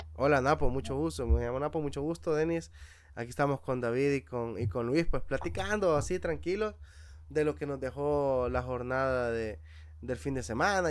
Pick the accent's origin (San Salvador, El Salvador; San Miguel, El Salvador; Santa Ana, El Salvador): Santa Ana, El Salvador; Metapán; nosotros seamos nacidos y criados allá en Metapán